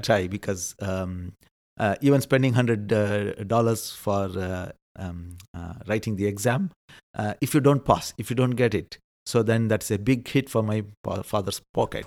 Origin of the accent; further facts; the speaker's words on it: India; moved away as an adult; now in Netherlands; being an Indian, it also helps because we believe in rebirth